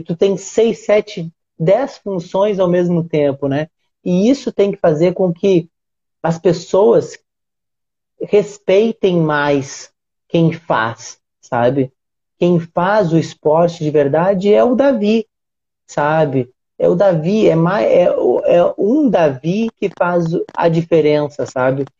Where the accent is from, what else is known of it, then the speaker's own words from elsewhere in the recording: Rio Grande do Sul, Brazil; now in Rio de Janeiro, Brazil; eu tô no Rio, no Rio de Janeiro, mas eu sou gaúcho